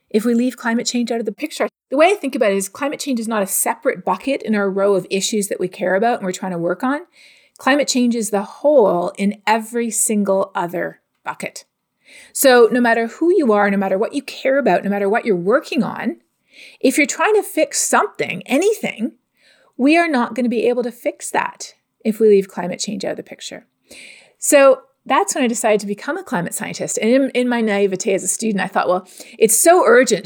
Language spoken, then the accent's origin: English; Canada; also born or lived in United States / West Texas; now in Texas, United States; growing up in Canada